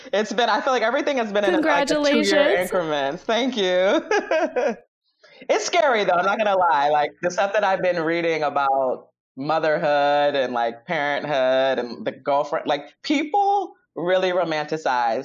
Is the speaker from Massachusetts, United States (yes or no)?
no; Chicago, Illinois, United States; Born and bred in Chicago.